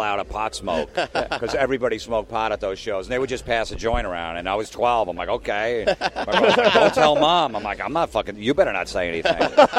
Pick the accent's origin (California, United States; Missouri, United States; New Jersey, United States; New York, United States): New Jersey, United States; I'm from Jersey.